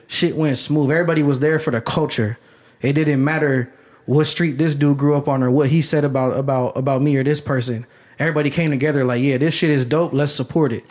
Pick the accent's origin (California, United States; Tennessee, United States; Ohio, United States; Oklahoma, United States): Ohio, United States; Canton; also born or lived in Dellroy / Carrollton; I grew up in Canton